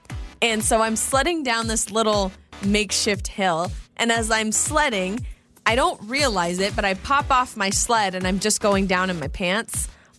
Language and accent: English; Idaho, United States; also born or lived in Phoenix, Arizona; So I grew up in Idaho, but when I was a little girl, I mean, I was born in Phoenix, and so I lived in the desert for a few years.